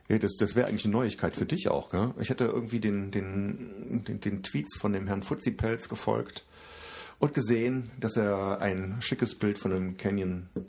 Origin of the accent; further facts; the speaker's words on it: Koblenz, Rhineland-Palatinate, Germany; born there; für mich als gebürtiger Koblenzer ist äh, ein Laden in Koblenz auch lokal.